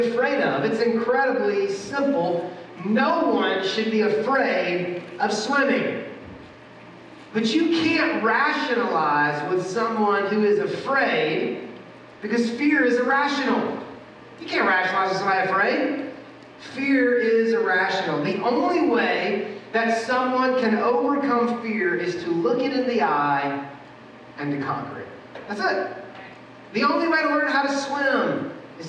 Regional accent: Atlanta, Georgia, United States; now in Louisville, United States; I grew up in Atlanta.

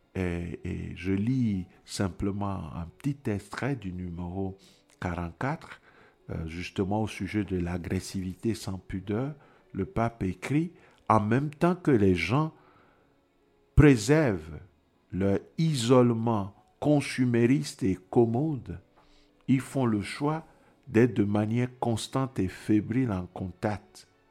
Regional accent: Togo; moved away; je viens du Togo

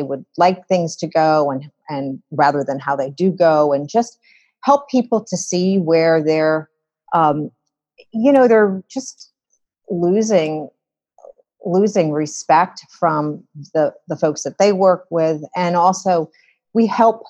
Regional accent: Philadelphia, Pennsylvania, United States; I came back to the States in Philadelphia, which is my hometown

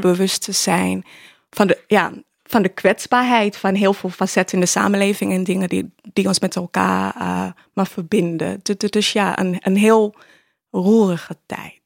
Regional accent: Ghana; now in Netherlands; ik ben in Ghana opgevoed

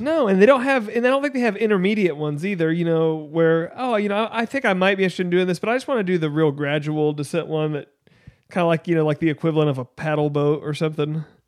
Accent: United States

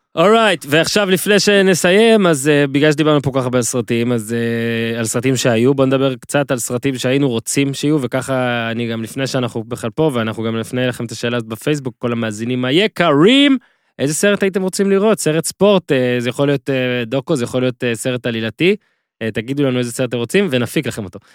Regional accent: Israel; אני כישראלי שמסקר קבוצות ישראליות

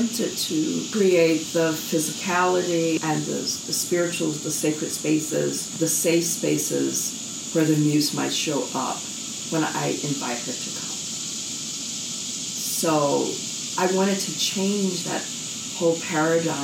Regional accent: the South, United States; I grew up in the South

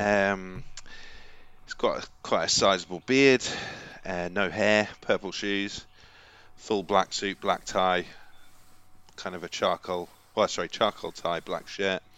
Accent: Kent, South East England, United Kingdom; I'm working class from Kent

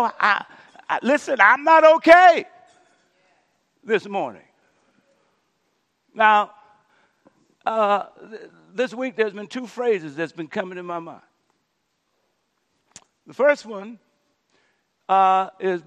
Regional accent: Louisiana, United States; my home state, Louisiana

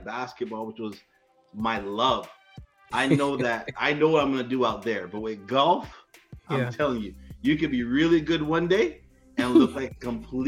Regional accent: Toronto, Ontario, Canada; I'm an active servant in my church. I'm from Toronto, Canada, the 6416, the T dot, the home of ….

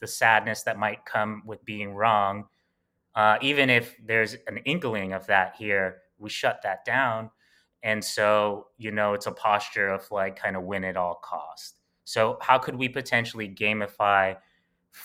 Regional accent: New York City, New York, United States; we grew up in Bed-Stuy, Brooklyn

